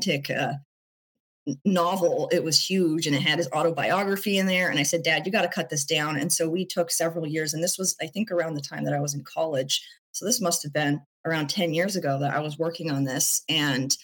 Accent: Portland, Oregon, United States; I was born in Portland, and I see the place that I've called home for most of my life

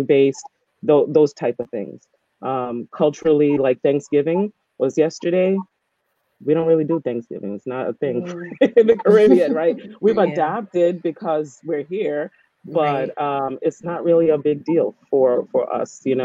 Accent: New York City, New York, United States; Born and bred in New York, born and bred in the Bronx

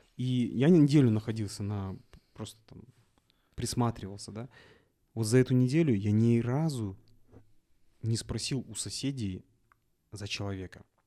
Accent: Kazakhstan; я, наверное, единственный казах, который в, в Мальдивах

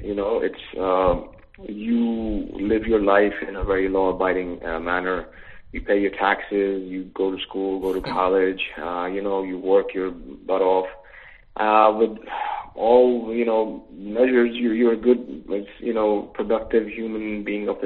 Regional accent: New York, United States; moved away; also born or lived in Long Island; We grew up in New York, you know, half of our lives in Queens and Long Island

